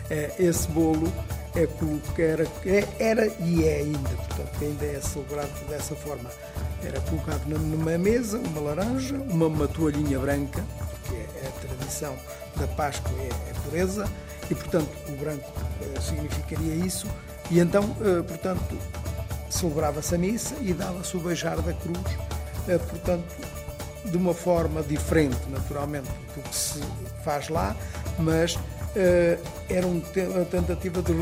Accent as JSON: {"language": "Portuguese", "town": "Castro Daire", "region": "Viseu", "country": "Portugal", "moved": "yes", "lives_now": "Lisbon, Portugal"}